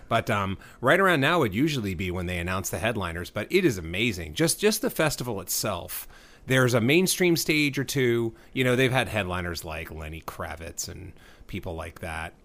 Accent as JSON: {"language": "English", "region": "Texas", "country": "United States", "tie": "born or raised there", "moved": "yes", "lives_now": "Southern California, United States", "said": "I grew up in Texas"}